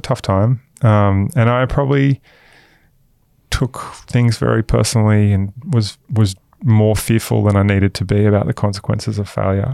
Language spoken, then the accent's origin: English; Queensland, Australia; also born or lived in Newcastle, New South Wales; I grew up in Queensland. Mass, I was born in Newcastle.